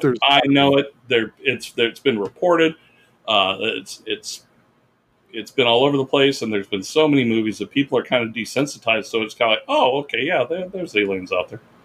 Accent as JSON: {"language": "English", "town": "Orland", "region": "California", "country": "United States", "tie": "born or raised there", "moved": "yes", "said": "I went up to Northern California uh, because I wanted to show Becky, my girlfriend, my hometown"}